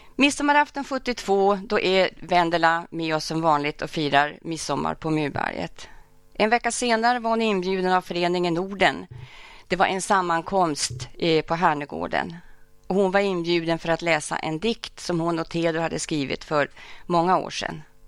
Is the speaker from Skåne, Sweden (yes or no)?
no; Örnsköldsvik, Västernorrland County, Sweden; moved away; also born or lived in Stockholm; jag hade den stora förmånen att få växa upp nära farmor och farfar. Och framförallt att få växa upp på Mjölnberget